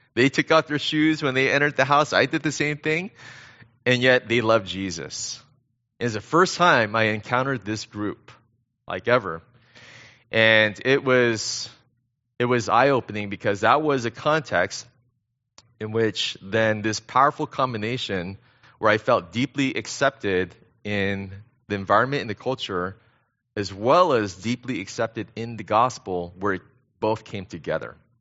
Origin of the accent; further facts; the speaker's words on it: Temple City, California, United States; moved away as an adult; also born or lived in Korea / China; I was born in Korea, uh, but I grew up right here in the S G V, so I'm a local kid. Um, in fact, I grew up down the street in Temple City